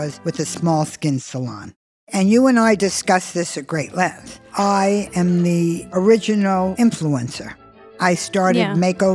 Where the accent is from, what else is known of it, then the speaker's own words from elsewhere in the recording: New Jersey, United States; I grew up in New Jersey where just about everybody had two or three jobs and kids worked from 13, 14, 15